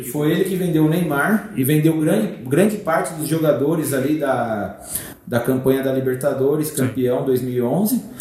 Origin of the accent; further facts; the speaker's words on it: Brazil; nós brasileiros